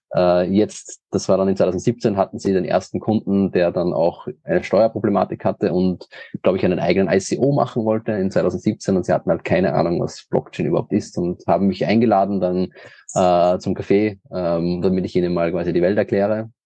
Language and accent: German; Linz, Upper Austria, Austria; ich komme aus Österreich, äh, nicht aus Wien, sondern aus dem in Deutschland am nächsten gelegenen Hauptstadt Linz, also aus Oberösterreich